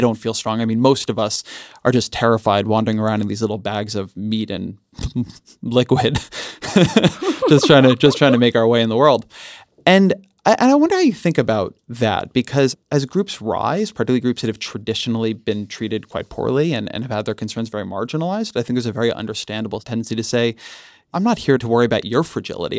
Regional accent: California, United States; I'm a Californian

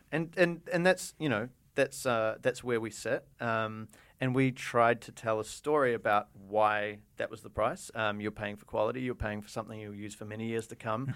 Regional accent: New Zealand; moved away; also born or lived in Japan; we're from New Zealand, we're kind of weird and different, and we have strange accents

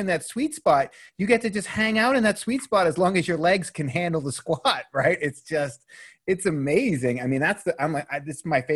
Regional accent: Boston, Massachusetts, United States; I grew up in Boston

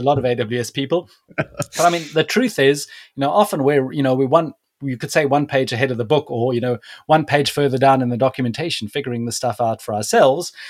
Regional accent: South Africa; moved away; I'm originally from South Africa

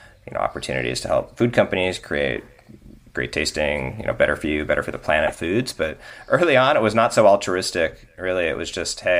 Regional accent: Northern California, United States; I grew up in Northern California with a vegetable garden in my backyard

